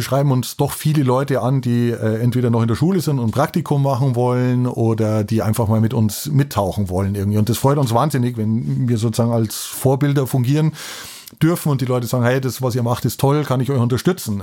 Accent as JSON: {"language": "German", "town": "Lenggries", "region": "Bavaria", "country": "Germany", "tie": "born or raised there", "moved": "yes", "said": "ich bin in den Bergen aufgewachsen in Lenkries"}